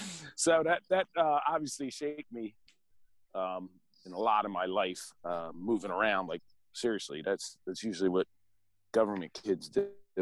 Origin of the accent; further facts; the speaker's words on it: Pottstown, Pennsylvania, United States; born there; Well, I was born in Pottstown, and then at the age of 5, my parents divorced.